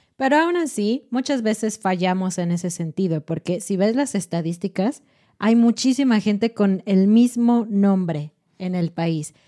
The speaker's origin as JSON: {"language": "Spanish", "country": "Mexico", "said": "particularmente mexicana como la nuestra"}